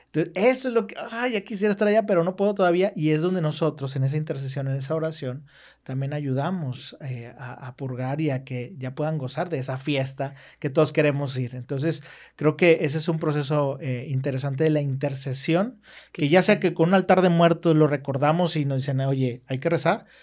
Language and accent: Spanish; Mexico; somos mexicanos